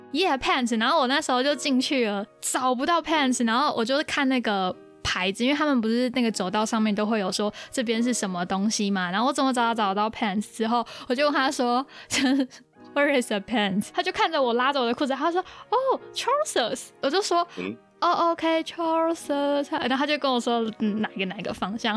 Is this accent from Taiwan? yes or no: yes; northern Taiwan, Taiwan; 我也是北部人